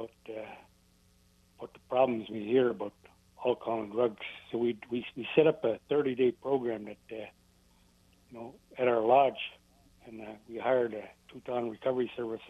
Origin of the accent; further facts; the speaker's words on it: Bristol Bay, Alaska, United States; I'm from Bristol Bay